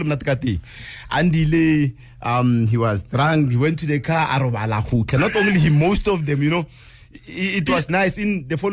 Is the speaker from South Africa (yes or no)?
yes; Pretoria, Gauteng, South Africa; also born or lived in Ga-Rankuwa / Soshanguve / Polokwane; I was born in Pretoria.